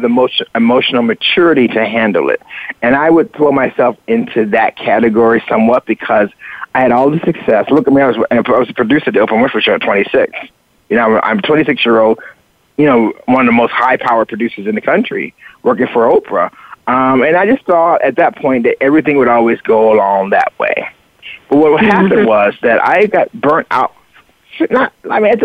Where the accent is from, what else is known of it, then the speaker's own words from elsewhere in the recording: the South, United States; moved away; also born or lived in Chicago / Miami Beach; I grew up in the South